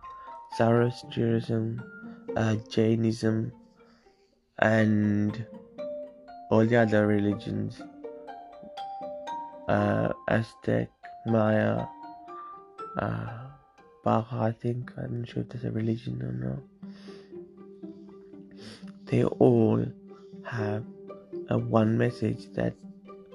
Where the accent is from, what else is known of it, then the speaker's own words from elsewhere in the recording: Sri Lanka; also born or lived in England; now in United Kingdom; I'm from Sri Lanka, or some of us would like to call it Tamilalam